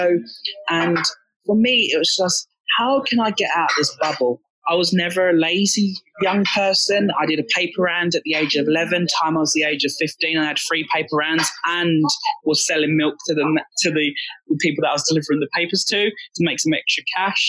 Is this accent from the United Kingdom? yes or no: yes; Essex, East of England, United Kingdom; I grew up in Essex.